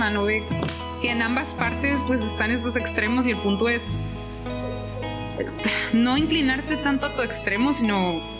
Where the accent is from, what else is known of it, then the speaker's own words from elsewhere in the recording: Mexico; yo soy mexicana y mujer, también soy minoría